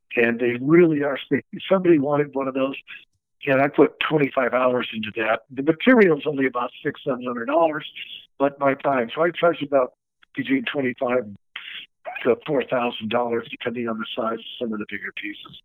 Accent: Los Angeles, California, United States; we were growing up in Encino

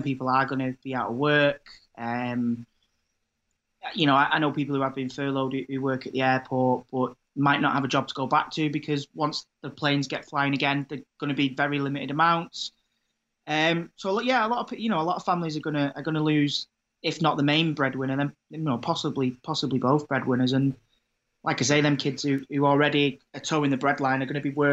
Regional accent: Manchester, North West England, United Kingdom; I'm from Withenshaw, town in South Manchester

